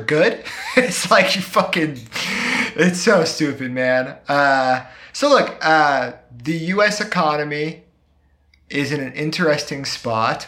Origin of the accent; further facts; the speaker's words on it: Pacific Northwest, United States; I'm from the Pacific Northwest